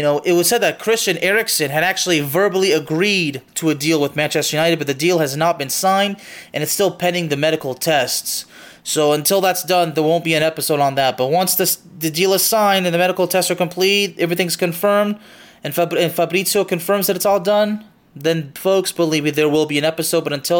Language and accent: English; Lyon, Auvergne-Rhône-Alpes, France; I mean, I'm actually from Lyon, and honestly, I'm not too upset about this